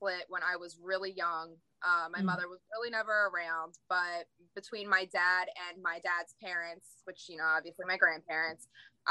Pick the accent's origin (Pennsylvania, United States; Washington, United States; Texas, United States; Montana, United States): Pennsylvania, United States; Coatesville; also born or lived in Westchester; I've grown up in Coatesville my entire life, which of course is a little hood town in Pennsylvania